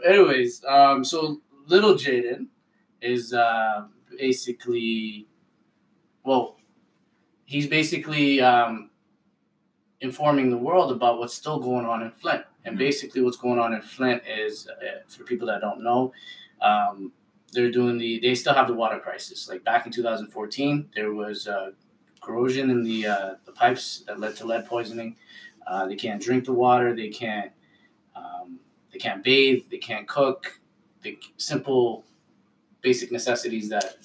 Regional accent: Ottawa, Ontario, Canada; I love growing up in Ottawa

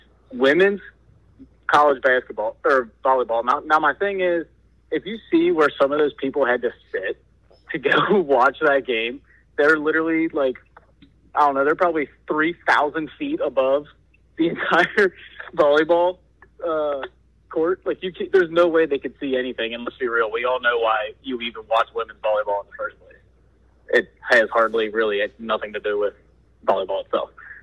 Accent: Ohio, United States; Now, I'm from Ohio, right? Like, I know the Midwest is boring.

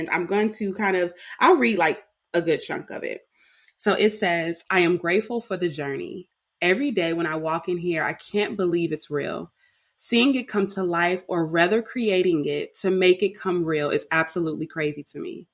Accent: Richmond, California, United States; moved away as an adult; also born or lived in Oakland, California; now in Atlanta, United States; I was born in Oakland, raised in Richmond, and I left the Bay

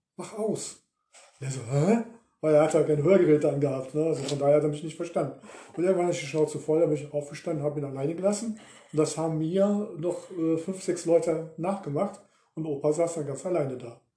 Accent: Ruhr area, North Rhine-Westphalia, Germany; wir kommen aus dem Ruhrgebiet

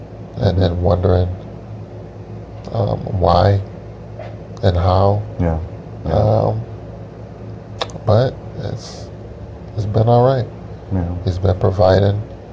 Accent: Utica, New York, United States; now in New Hampshire, United States; We were back in our hometown

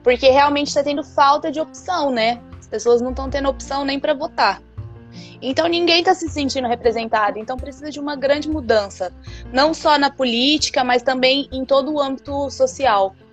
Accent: Brazil; moved away; Eu já sofri um certo preconceito por ser brasileira

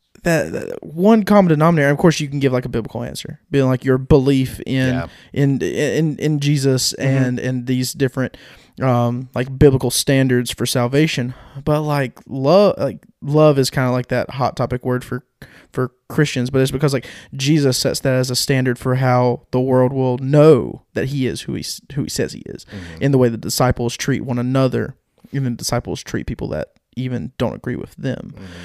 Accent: North Carolina, United States; I'm just from Eastern North Carolina.

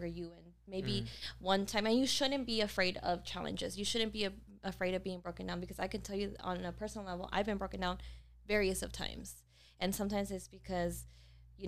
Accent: Houston, Texas, United States; moved away; I was born in Houston, and like I mentioned, from the hood

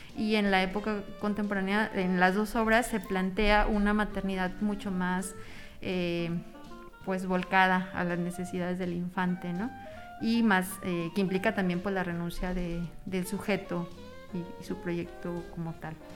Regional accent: Mexico; yo mexicana en, Argentina

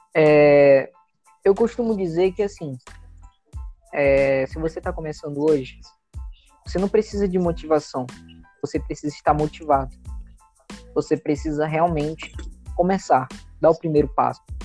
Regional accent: Boa Vista, Roraima, Brazil; sou aqui de Boa Vista, Roraima

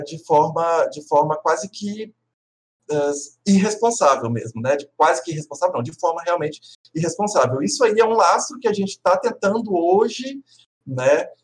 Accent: Minas Gerais / Espírito Santo, Brazil; moved away as an adult; also born or lived in Vitória, Brazil; now in Porto Alegre, Brazil; eu sou mineiro capixaba

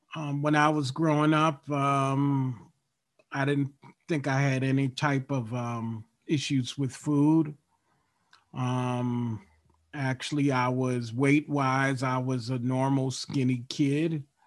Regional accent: Baltimore, Maryland, United States; I grew up in Baltimore, Maryland

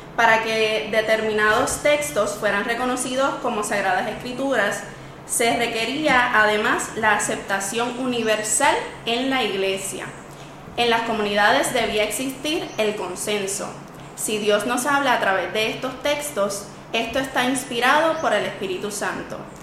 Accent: Camuy, Puerto Rico; yo soy de Camuy

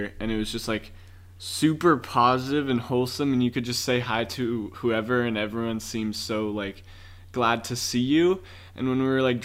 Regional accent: San Clemente, California, United States; our little town

